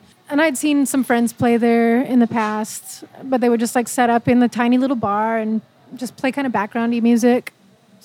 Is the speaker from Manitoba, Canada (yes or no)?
yes; Manitoba, Canada; moved away; growing up in Manitoba, it was always very traditional food. We were farmers